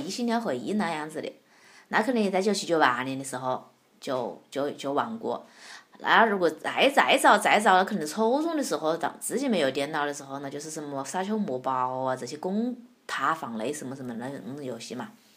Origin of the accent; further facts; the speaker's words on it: Wuhan, Hubei, China; accent: Wuhan dialect; 我我怕是武汉话